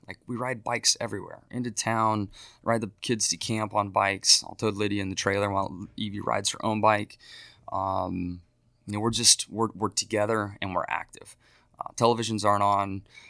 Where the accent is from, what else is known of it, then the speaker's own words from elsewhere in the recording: San Diego, California, United States; growing up in San Diego, we were so close to some local mountains to ski.